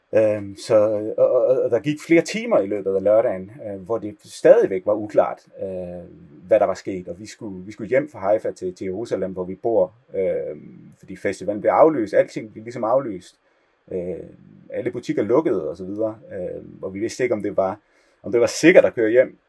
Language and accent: Danish; Denmark; moved away as an adult; also born or lived in Copenhagen; now in Israel; som dansker